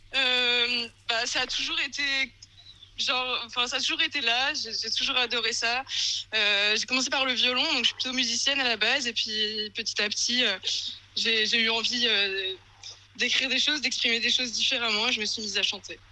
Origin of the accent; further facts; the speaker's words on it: Normandy, France; moved away as an adult; now in Paris, France; je viens de Normandie à la base, en France, du coup, et maintenant j'habite, à Paris depuis depuis 7 ans